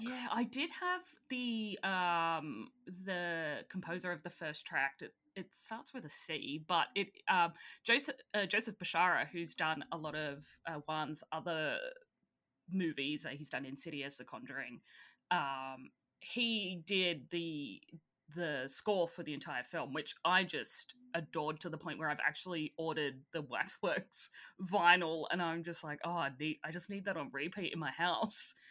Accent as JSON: {"language": "English", "country": "Australia", "said": "I'm Australian"}